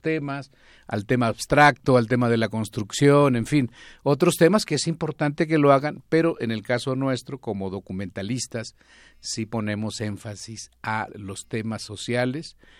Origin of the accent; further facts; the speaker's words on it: Zacatecas, Mexico; Yo soy de Zacatecas